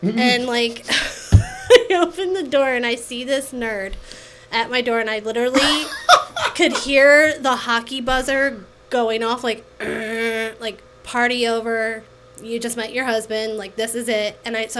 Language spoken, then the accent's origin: English; Hammonton, New Jersey, United States; also born or lived in Marlton; I grew up in Hammonton, so Marlton was like the land of dreams to me.